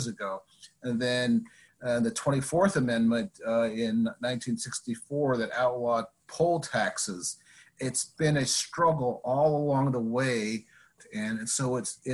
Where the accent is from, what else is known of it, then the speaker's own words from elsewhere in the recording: Navajo Indian Reservation, New Mexico, United States; moved away as an adult; also born or lived in Las Vegas, New Mexico; now in Washington, D.C., United States; I grew up in on the Navajo Indian Reservation, about 3 hours west of Albuquerque